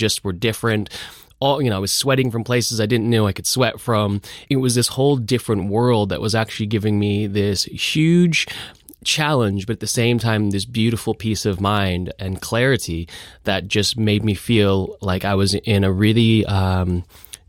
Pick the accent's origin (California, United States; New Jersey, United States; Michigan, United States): California, United States; Los Angeles; moved away; I grew up in Los Angeles